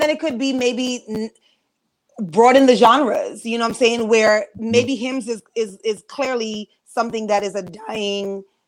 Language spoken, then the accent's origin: English; New York, United States; I'm from New York